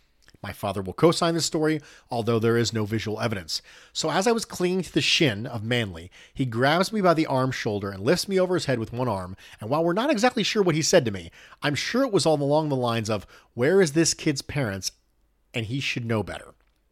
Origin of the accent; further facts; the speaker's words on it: Buffalo, New York, United States; I grew up outside Buffalo, near Orchard Park, but was never a huge fan.